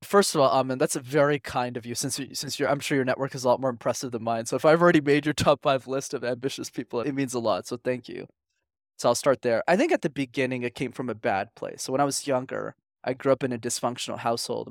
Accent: Montreal, Quebec, Canada; I grew up in Montreal, which is a city, for those who don't know, where you need to learn how to speak French.

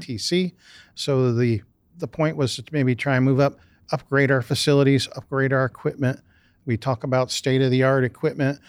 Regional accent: Canal Fulton, Ohio, United States; I grew up just down the street in a small town south of here, Canal Fulton, Ohio.

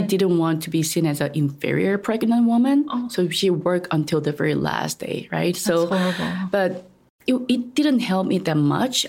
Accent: South Korea; English is a second language; moved away as an adult; now in Taiwan; I'm originally from Korea

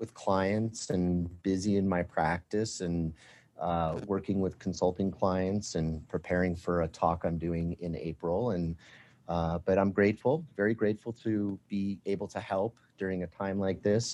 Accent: Colorado, United States; three major ones in Colorado, and I think it has a lot to do in my home state

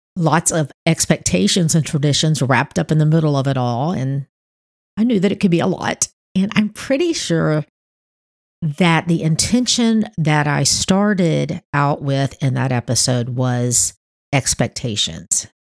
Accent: Miami, Florida, United States; now in North Florida, United States; Miami where I was born

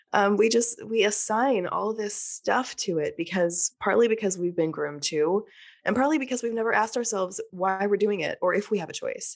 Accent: Texas, United States; now in New Orleans, United States; I grew up in Texas

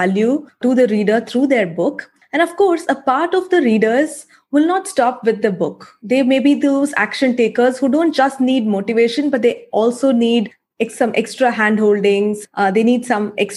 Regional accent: Chennai, Tamil Nadu, India; I'm from Chennai.

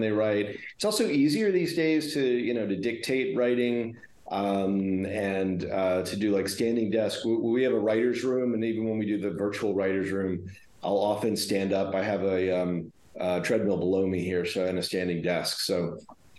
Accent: Houston, Texas, United States; moved away as an adult; also born or lived in Los Angeles; growing up in Houston

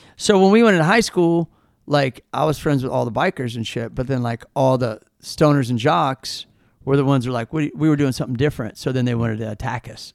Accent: Kansas City, Missouri, United States; moved away as an adult; also born or lived in St. Louis, Missouri; now in California, United States; growing up in Kansas City

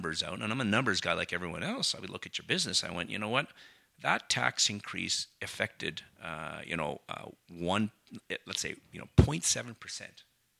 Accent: Canada; And as a Canadian, we don't think about moving to a different jurisdiction and a new job

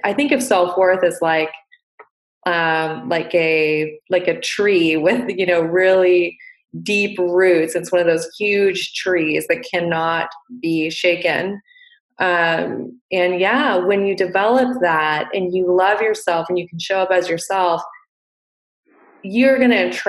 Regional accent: Montana, United States; I grew up in Montana

